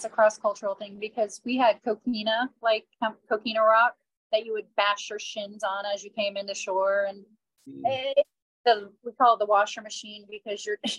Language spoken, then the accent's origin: English; Florida, United States; I'm from Florida